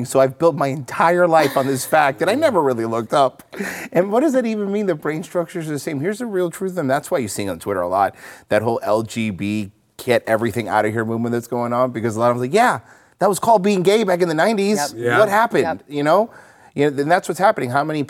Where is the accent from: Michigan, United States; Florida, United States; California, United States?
Florida, United States; we're from Florida